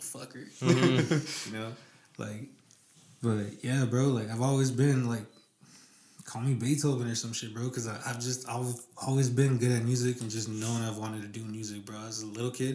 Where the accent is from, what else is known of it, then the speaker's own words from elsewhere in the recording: West Coast, United States; I'm from the West Coast.